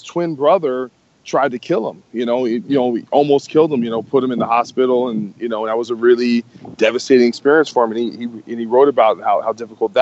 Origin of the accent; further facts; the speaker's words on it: New Jersey, United States; moved away as an adult; now in Los Angeles, United States; I grew up in New Jersey my whole life, and I decided to move to L.A.